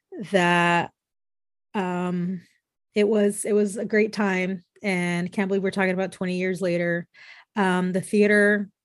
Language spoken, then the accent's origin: English; the Bay Area, California, United States; I'm from the Bay Area